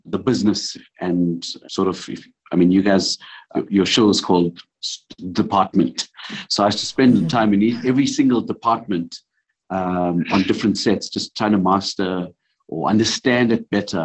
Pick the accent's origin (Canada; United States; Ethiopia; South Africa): South Africa; being a South African in this industry